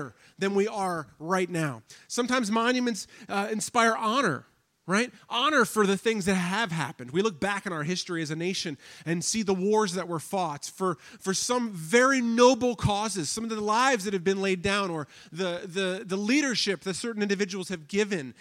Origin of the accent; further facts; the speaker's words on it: Washington, District of Columbia, United States; now in Pittsburgh, United States; I grew up in the Washington, D.C. area.